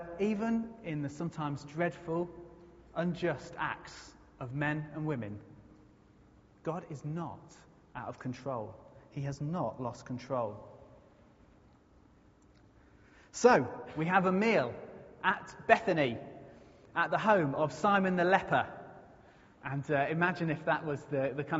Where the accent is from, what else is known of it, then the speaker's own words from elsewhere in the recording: United Kingdom; if you are British like me